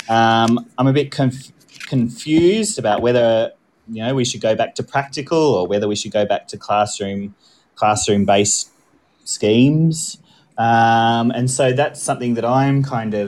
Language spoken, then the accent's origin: English; Australia; moved away as an adult; now in United Kingdom; I'm actually Australian born and I came over to the UK about 5 years ago to teach